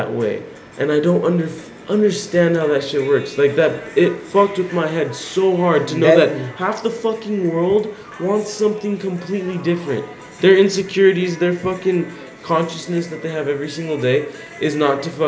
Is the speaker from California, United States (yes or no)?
yes; Corona, California, United States; I'm from fucking Inland Empire